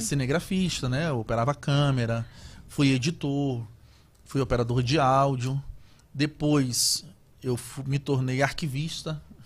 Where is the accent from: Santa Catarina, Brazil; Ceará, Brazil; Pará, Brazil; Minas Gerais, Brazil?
Pará, Brazil; Belém; accent: paraense; moved away as an adult; also born or lived in Macapá / São Paulo / Salvador / Itabuna; Eu sou natural de Belém do Pará